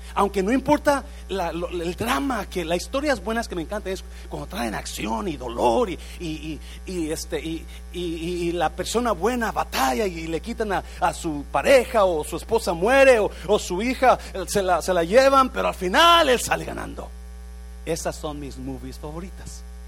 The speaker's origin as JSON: {"language": "Spanish", "country": "Mexico", "moved": "yes", "lives_now": "United States", "said": "Yo soy mexicano"}